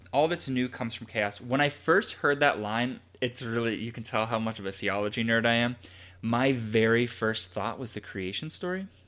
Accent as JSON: {"language": "English", "country": "United States", "said": "we as a culture, as an American culture"}